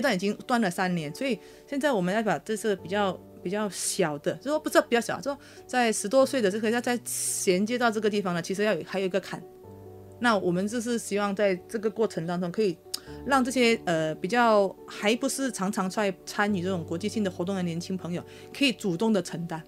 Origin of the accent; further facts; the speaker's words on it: Malaysia; also born or lived in Taiwan; 我是马来西亚人